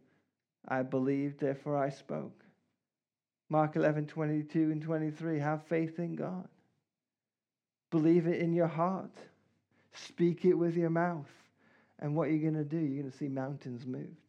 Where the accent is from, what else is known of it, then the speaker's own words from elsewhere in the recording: Canada; now in England; I'm Canadian